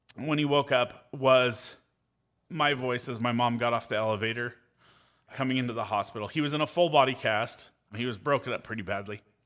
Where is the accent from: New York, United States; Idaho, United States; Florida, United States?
Idaho, United States; Caldwell; I was born in Caldwell, Idaho